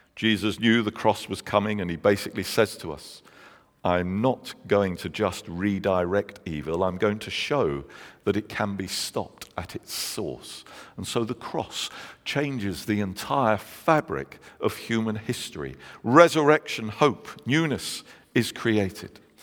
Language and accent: English; London, United Kingdom; moved away; I'm from London